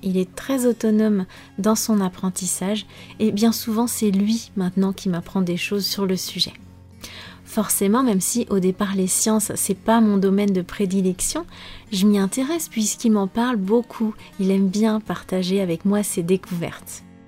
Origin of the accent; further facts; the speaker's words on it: France; je suis française